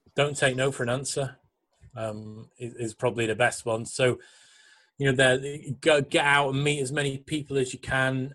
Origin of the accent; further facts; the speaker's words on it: England, United Kingdom; I'm English